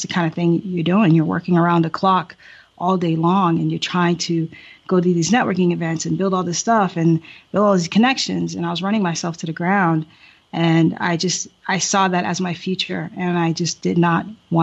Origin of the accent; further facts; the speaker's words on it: Boston, Massachusetts, United States; moved away as an adult; also born or lived in Haiti / Silver Spring, Maryland; now in Thailand; I grew up in Boston